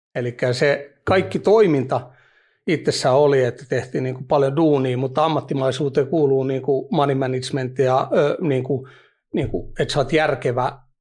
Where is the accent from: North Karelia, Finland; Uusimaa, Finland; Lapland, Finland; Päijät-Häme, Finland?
Uusimaa, Finland; Vantaa; oon Vantaan Hakunilasta kotosi